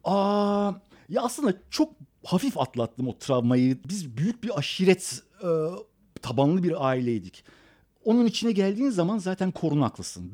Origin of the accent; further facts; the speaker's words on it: Istanbul, Turkey; also born or lived in Iran; Garajlı evlerimiz yanında arsa top oynayabileceğimiz 50 adım ileride sahil tekneye binip e, balık yakalayabileceğin sonra akşam gelip caddede piyasa yapabileceğin güzel insanların olduğu